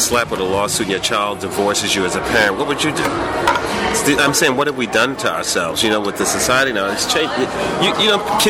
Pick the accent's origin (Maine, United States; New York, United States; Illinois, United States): New York, United States; New York City; he's from my hometown, New York City.